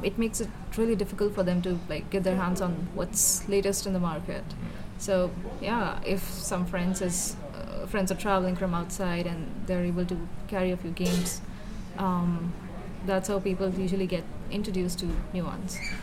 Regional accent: Bangalore, Karnataka, India; I am from Bangalore, India

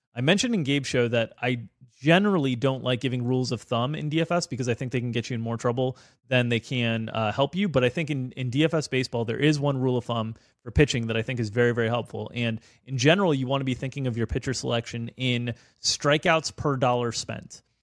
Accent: South Florida, United States; I grew up in South Florida, and I'm from South Florida, but my family is from Chicago originally

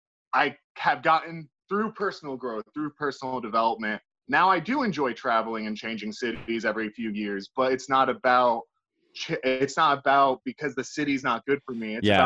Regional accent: Richmond, Virginia, United States; I used to think that way about my home state and my home city, Richmond, Virginia.

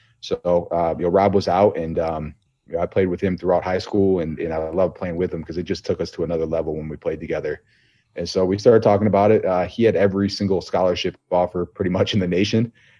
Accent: Buffalo, New York, United States; But, yeah, Bills Mafia, man. We grew up in Buffalo.

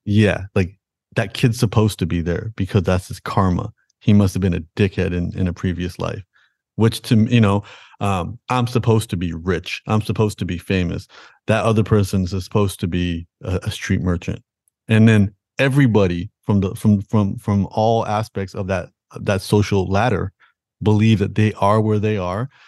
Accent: Toronto, Ontario, Canada; I was born in, in Toronto, Canada

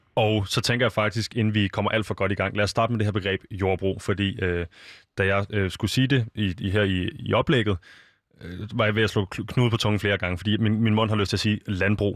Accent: Copenhagen, Capital Region of Denmark, Denmark; Jeg er født og opvokset i København, og jeg har altid boet inde i en lejlighed

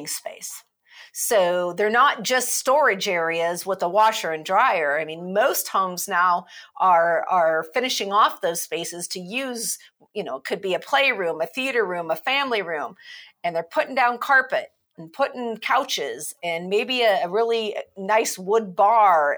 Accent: Midwest, United States; now in Madison, United States; I remember growing up in the Midwest

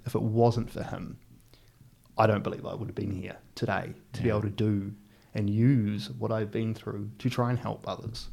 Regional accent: Palmerston North, Manawatū-Whanganui, New Zealand; also born or lived in Hastings, New Zealand; I was about seven years old, uh, we moved as a family to Palmerston North

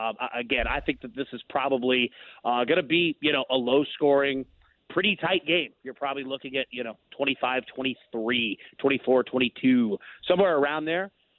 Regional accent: Texas, United States; moved away; I'm from Texas originally

